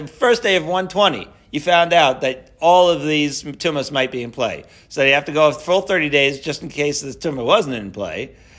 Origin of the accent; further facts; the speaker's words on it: Haifa, Haifa District, Israel; I'm a Haifa boy. You can't tell by my Haifanian accent.